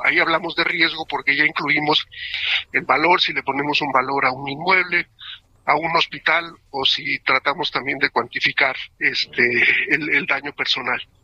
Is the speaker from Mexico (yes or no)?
yes; Mexico; como mexicanos